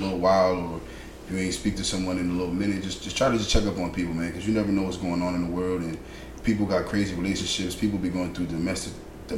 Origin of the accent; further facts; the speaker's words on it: Bridgeport, Connecticut, United States; growing up in Bridgeport